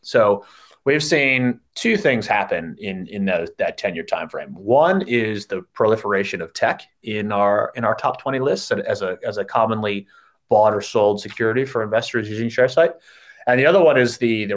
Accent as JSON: {"language": "English", "country": "United States", "moved": "as an adult", "lives_now": "Sydney, Australia", "said": "me as an American"}